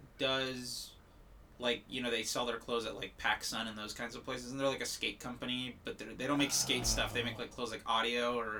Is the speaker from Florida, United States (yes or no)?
yes; South Florida, United States; moved away; I'm from South Florida originally